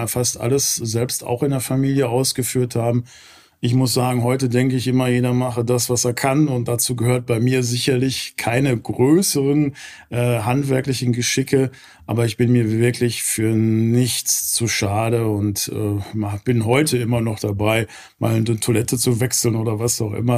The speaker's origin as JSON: {"language": "German", "town": "Gelsenkirchen", "region": "North Rhine-Westphalia", "country": "Germany", "tie": "born or raised there", "also_born_or_lived": "Southern Germany", "moved": "as an adult", "lives_now": "Cologne area, Germany", "said": "komme ursprünglich aus Gelsenkirchen. Ähm, ist ja immer so eine vielleicht verbotene Stadt, wenn man das sagt, dann grinst fast jeder. Äh, aber das ist meine Heimat"}